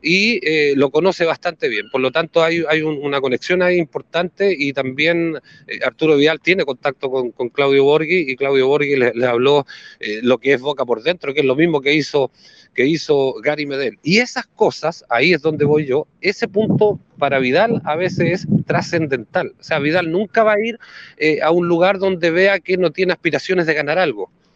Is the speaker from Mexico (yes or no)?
no; Viña del Mar, Valparaíso, Chile; el equipo de mi ciudad, como es Everton de Viña del Mar.